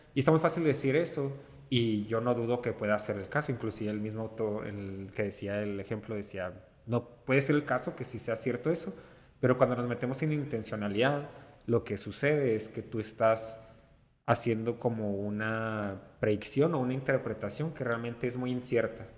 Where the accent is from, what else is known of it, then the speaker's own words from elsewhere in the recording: Mexico; soy pues completamente mexicano, como el mexicano tradicional